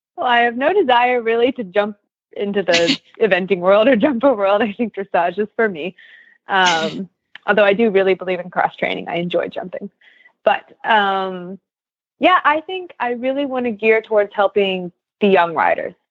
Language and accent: English; Kansas, United States; moved away; I'm from Kansas